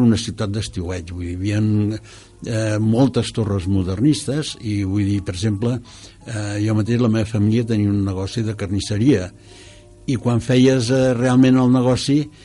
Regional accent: Cerdanyola del Vallès, Catalonia, Spain; jo quan era petit a Serrallonsa, que tenia 6.000 habitants

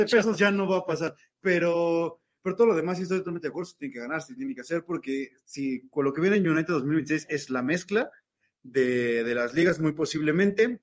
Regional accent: Mexico

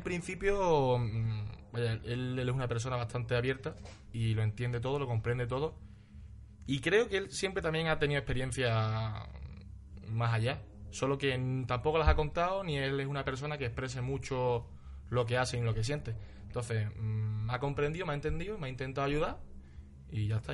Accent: Ronda, Andalusia, Spain; now in Almería, Spain; Yo soy de Ronda, pero actualmente resido en Almería.

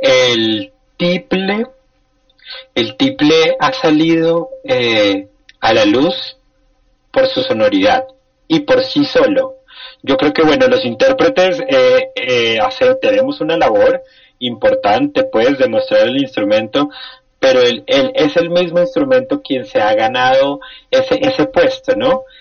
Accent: Colombia

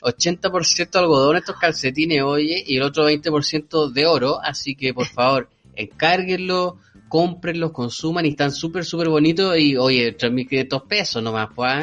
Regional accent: Viña del Mar, Valparaíso, Chile; also born or lived in Quilpué, Chile; yo soy de Viña, ustedes saben, pues, un provinciano bueno de adentro

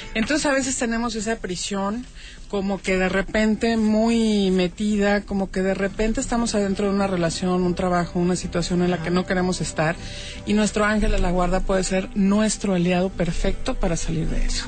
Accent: Guadalajara, Jalisco, Mexico; yo soy tapatía con corazón regio

